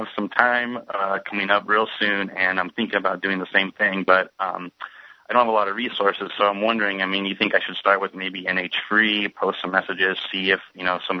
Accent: the Northwest, Pacific Northwest, United States; I'm from the Northwest, so it's a cross-country thing for me.

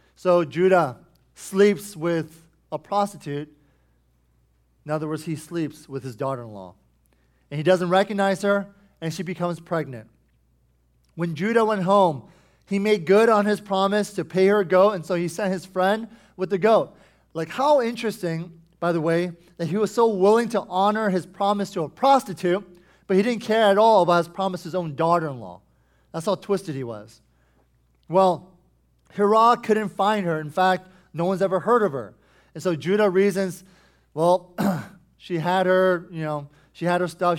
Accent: United States; us as American Christians

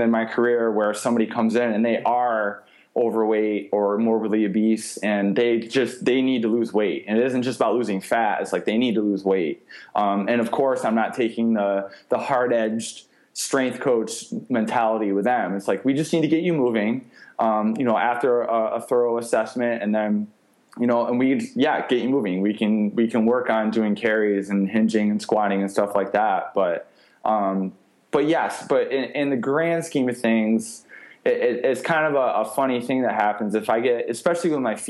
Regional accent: New York, United States; born or raised there; moved away

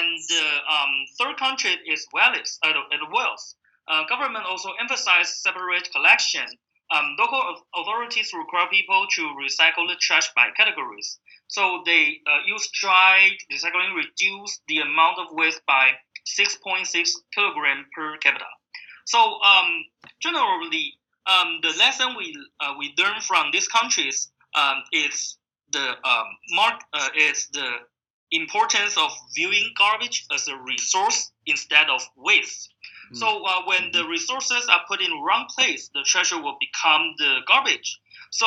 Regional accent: Taiwan; moved away; my home country, Taiwan

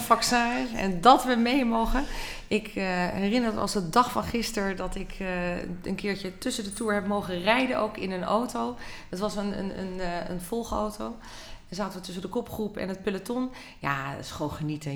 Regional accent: Netherlands; wij als Nederlanders

